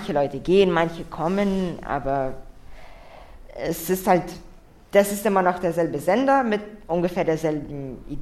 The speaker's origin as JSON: {"language": "German", "country": "Russia", "said": "Mir ist eigentlich noch nichts passiert, weil ich Russe bin, aber ich spreche ohne Akzent und halt, man sieht es halt nicht."}